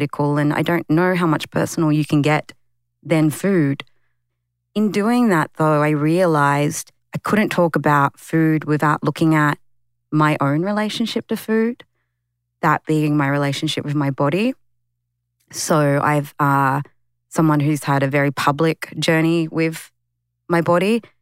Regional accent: Sydney, New South Wales, Australia; the community I grew up in Western Sydney, it's the highest urban Aboriginal

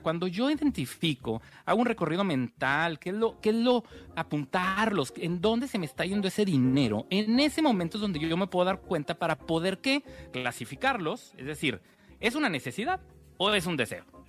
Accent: Mexico; como mexicanos

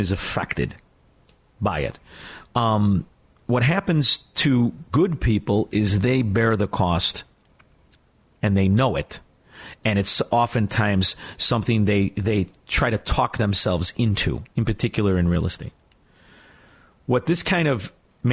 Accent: Illinois, United States; moved away as an adult; I'm from Illinois. I love the place. I really did. I spent the bulk of my life there.

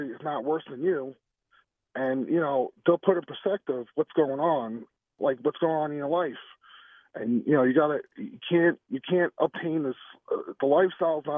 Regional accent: New York, United States; I'm from New York

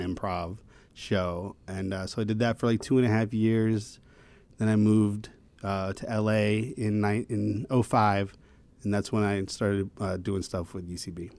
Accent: Raleigh, North Carolina, United States; moved away as an adult; also born or lived in Chicago / Amsterdam; now in Los Angeles, United States; I'm from, uh, Raleigh, North Carolina

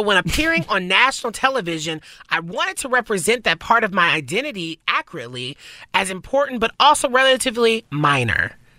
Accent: the South, United States; I can't roll my R's. I'm from the South

